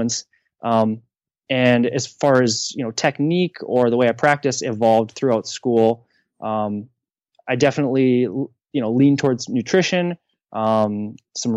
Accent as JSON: {"language": "English", "town": "Ashland", "region": "Wisconsin", "country": "United States", "tie": "born or raised there", "moved": "yes", "lives_now": "St. Louis, United States", "said": "Ashland, Wisconsin, up at, on Lake Superior."}